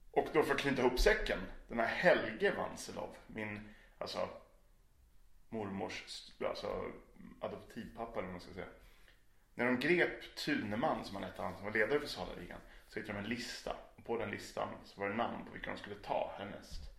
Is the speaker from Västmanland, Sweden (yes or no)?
yes; Sala, Västmanland, Sweden; also born or lived in Umeå; Den berömda hålan Sala.